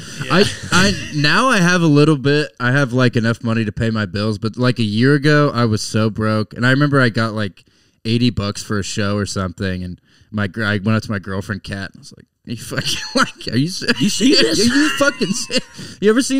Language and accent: English; Ball Ground, Georgia, United States; now in Austin, United States; I'm from North Georgia. I'm from Ball Ground, Georgia.